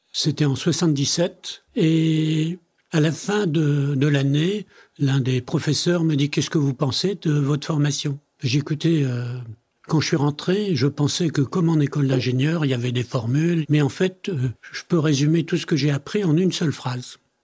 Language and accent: French; France; also born or lived in Italy; je suis né en Italie, mes parents m'ont amené en France quand j'avais 7 ans, donc j'ai fait toutes mes études en France